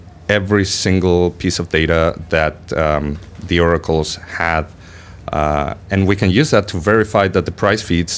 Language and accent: English; Buenos Aires, Argentina; I'm from Buenos Aires